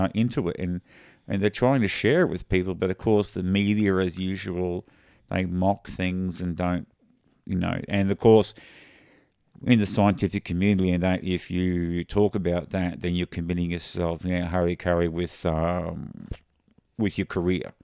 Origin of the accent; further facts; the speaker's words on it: Australia; we're Australian